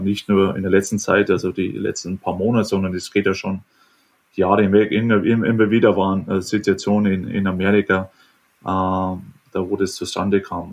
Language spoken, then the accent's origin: German; Germany; moved away; letztendlich bin ich Deutscher und Deutschland wird immer mein Zuhause bleiben